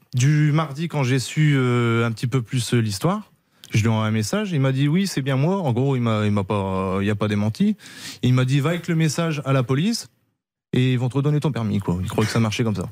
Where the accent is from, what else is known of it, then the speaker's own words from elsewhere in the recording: the Nord, Hauts-de-France, France; par chez nous dans le Nord